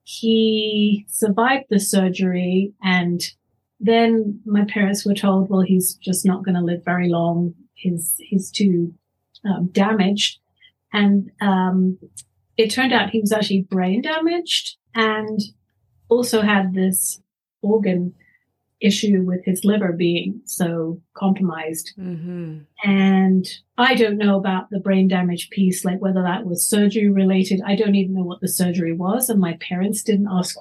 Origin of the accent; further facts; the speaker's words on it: London, United Kingdom; also born or lived in Canada; now in Colorado, United States; I grew up in London, and my mother wanted to be close to her parents